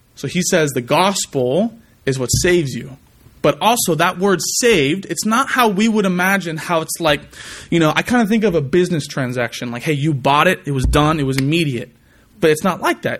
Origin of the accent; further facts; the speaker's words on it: California, United States; moved away; I'm from California